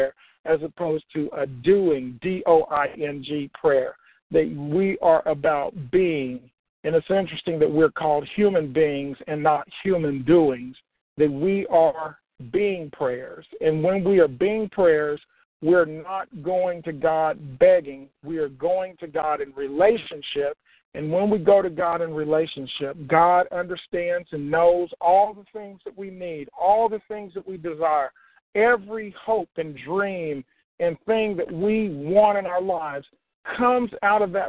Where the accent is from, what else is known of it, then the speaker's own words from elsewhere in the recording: Oklahoma, United States; When I was growing up in Oklahoma, because I grew up in Oklahoma, both of my parents were deaf.